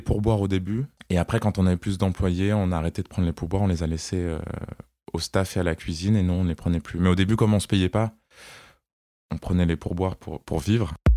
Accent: Strasbourg, Grand Est, France; moved away as an adult; also born or lived in Côte d'Ivoire / Paris; now in Nice, France; je suis né en Côte d'Ivoire. Puis on est rentré en France pour habiter à Strasbourg. Et à mes 20 ans, je me suis installé à Paris

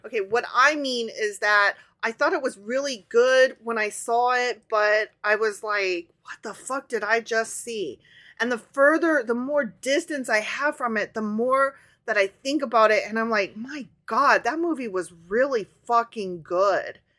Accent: Midwest, United States; accent: Midwestern

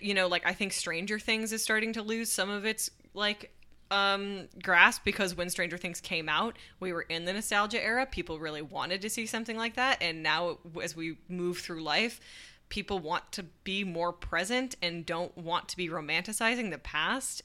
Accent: United States; as an American

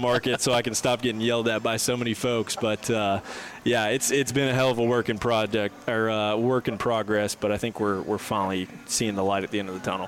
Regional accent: Fort Lauderdale, Florida, United States; also born or lived in north of Atlanta, Georgia; now in Atlanta, United States; I'm originally from Fort Lauderdale, living up here now in, in a little bit north of Atlanta, Georgia.

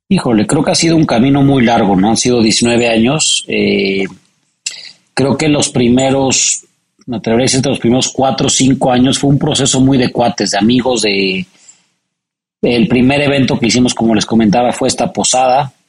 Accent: Mexico City, Mexico; born or raised there

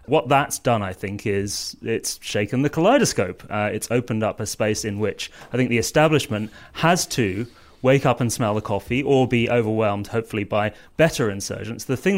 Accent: South East England, United Kingdom; now in London, United Kingdom; I'm a global villager and a villager, both in the village that I grew up in Surrey and in the village that I live in now in South London.

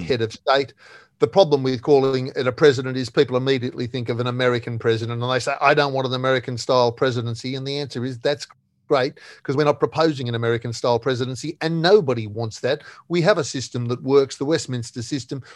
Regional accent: Australia; I am, you are, we are Australian

